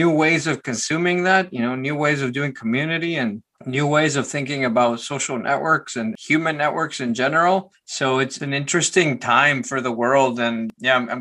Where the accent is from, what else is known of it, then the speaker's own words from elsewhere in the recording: Guatemala City, Guatemala Department, Guatemala; I was born in Guatemala City, Guatemala. My parents had a small business and my dad had a computer and we had a small apartment. So the computer happened to be in my room